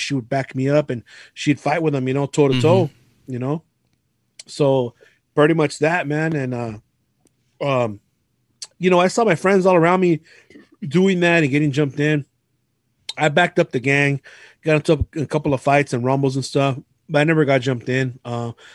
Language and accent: English; San Gabriel, California, United States; also born or lived in Alhambra, California; Right now I currently live in Alhambra, but I grew up in San Gabriel